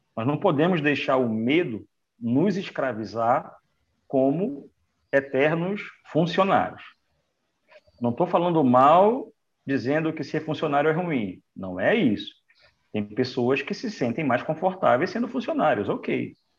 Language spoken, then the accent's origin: Portuguese; Manaus, Amazonas, Brazil; moved away as an adult; now in Recife, Brazil; eu sou de Manaus, do Amazonas